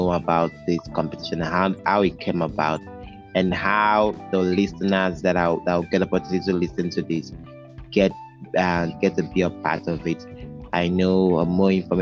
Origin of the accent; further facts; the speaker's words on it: Nigeria; I'm a Nigerian